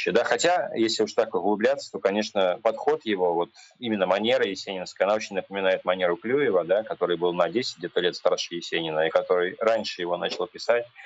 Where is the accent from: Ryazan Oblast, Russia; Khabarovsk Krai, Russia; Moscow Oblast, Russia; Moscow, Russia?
Ryazan Oblast, Russia; Ryazan; я сам из Рязани.